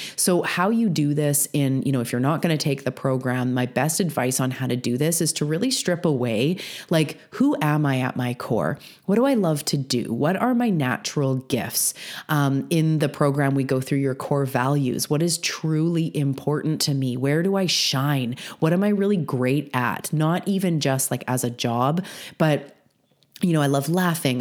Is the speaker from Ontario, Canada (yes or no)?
no; British Columbia, Canada; I'm also a Canadian on the west coast of Canada on Vancouver Island